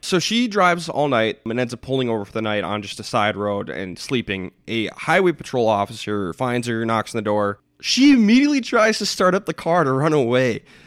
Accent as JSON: {"language": "English", "region": "Midwest", "country": "United States", "tie": "born or raised there", "said": "we grew up in the Midwest"}